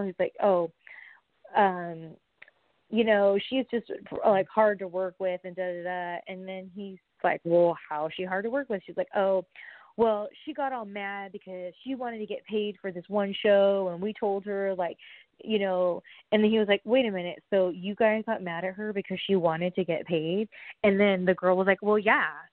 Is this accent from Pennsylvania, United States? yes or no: no; Southern California, United States; I'm from California, SoCal, I'm from like the 909